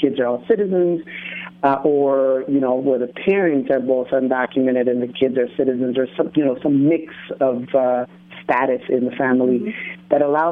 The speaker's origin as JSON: {"language": "English", "region": "Quetzaltenango", "country": "Guatemala", "moved": "yes", "lives_now": "United States", "said": "I came here from Guatemala"}